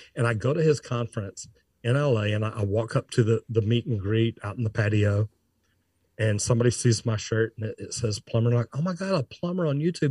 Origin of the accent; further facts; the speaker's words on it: Dallas, Texas, United States; I'm from Dallas